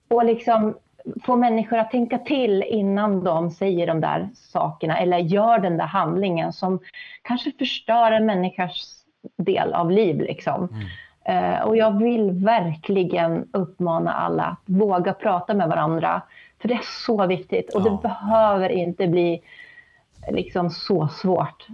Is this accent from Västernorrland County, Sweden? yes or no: yes; Sundsvall, Västernorrland County, Sweden; also born or lived in Härnösand; jag är uppväxt i Sundsvall